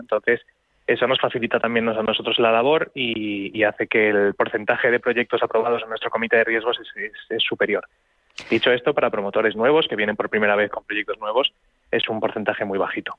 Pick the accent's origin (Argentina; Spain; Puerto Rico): Spain